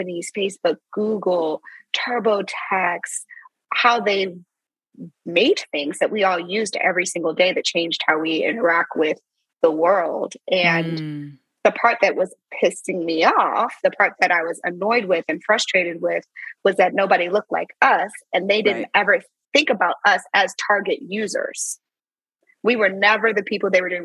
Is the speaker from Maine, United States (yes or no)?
no; St. Louis, Missouri, United States; moved away as an adult; also born or lived in Silicon Valley; I'm from St. Louis